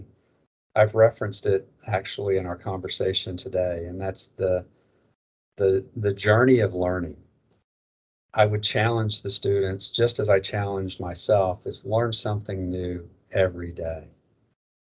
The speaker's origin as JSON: {"language": "English", "region": "Northwest Arkansas", "country": "United States", "tie": "born or raised there", "also_born_or_lived": "Little Rock, Arkansas", "said": "I grew up in Arkansas. I was born in Little Rock. I was raised in Northwest Arkansas."}